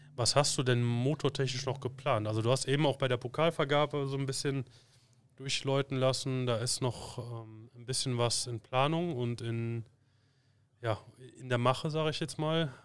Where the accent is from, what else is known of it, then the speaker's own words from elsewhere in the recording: Cologne, North Rhine-Westphalia, Germany; wir haben hier bei uns im, im Kölner Raum, wo ich herkomme